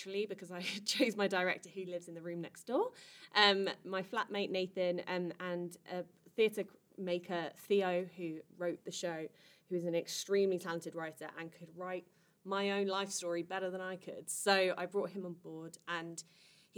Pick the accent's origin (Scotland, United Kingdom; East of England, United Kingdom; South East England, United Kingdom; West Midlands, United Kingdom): South East England, United Kingdom; Kent; I'm from Kent.